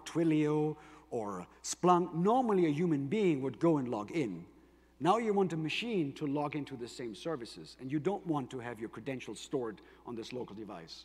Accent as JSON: {"language": "English", "country": "Germany", "accent": "German", "second_language": "English", "said": "my German accent, but I'm actually half Greek"}